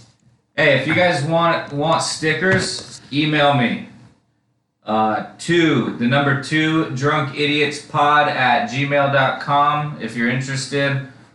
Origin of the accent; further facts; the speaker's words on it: Philadelphia, Pennsylvania, United States; I'm from Philadelphia.